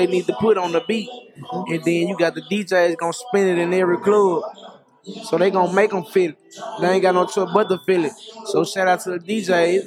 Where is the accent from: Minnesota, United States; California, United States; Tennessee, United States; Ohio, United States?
Tennessee, United States; Memphis; we come from Memphis